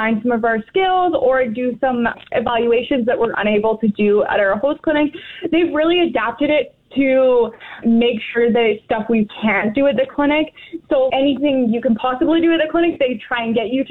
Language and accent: English; England, United Kingdom; moved away as an adult; now in Weyburn, Canada; I'm actually from England, where I did grow up with family members.